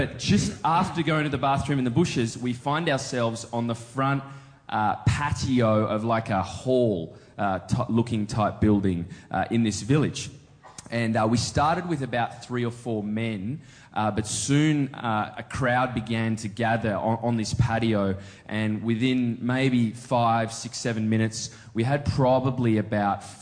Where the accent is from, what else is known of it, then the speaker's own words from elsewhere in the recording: Australia; I'm from Australia